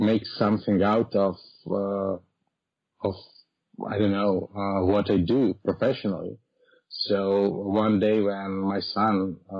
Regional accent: Croatia; I'm coming from Croatia

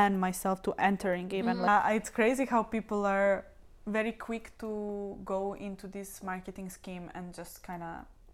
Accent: Belgrade, Serbia; now in Dublin, Ireland; we are coming from Belgrade, don't get me wrong, we are coming from a capital of Serbia

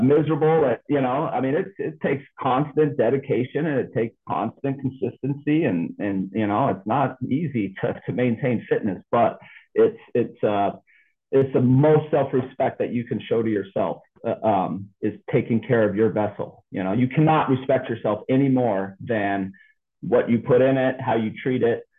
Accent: United States; I was born in the United States of America

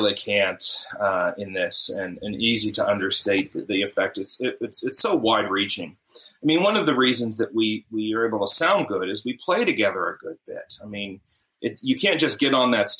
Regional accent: Pittsburgh, Pennsylvania, United States; moved away; also born or lived in Tri-Cities; I'm from Pittsburgh originally, just north of Pittsburgh

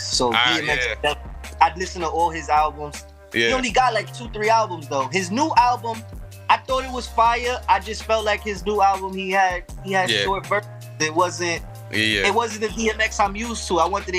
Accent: New York City, New York, United States; I'm from right here, South Bronx. I'm in Brook Ave, right in Brook Ave by 138.

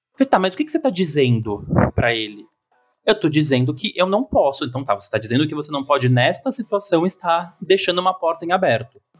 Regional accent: São Paulo, Brazil; como bom paulistano

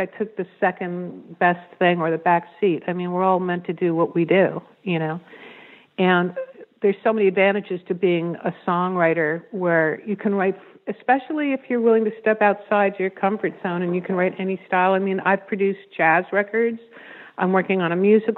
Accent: New York, United States; I'm from New York

